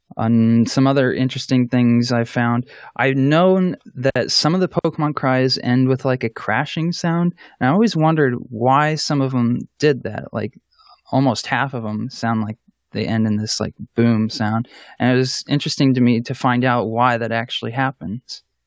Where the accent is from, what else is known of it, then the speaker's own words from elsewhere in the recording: Columbus, Ohio, United States; I'm from Columbus, Ohio, in the United States